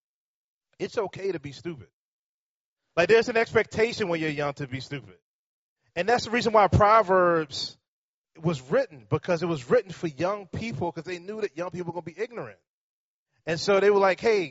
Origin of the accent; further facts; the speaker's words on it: Richmond, Virginia, United States; I live in Richmond, but I have been born and raised in Richmond.